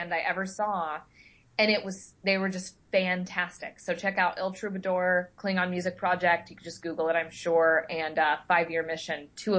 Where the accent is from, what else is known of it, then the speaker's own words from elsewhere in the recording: Midwest, United States; You know, I jokingly, lovingly will knock growing up in the Midwest.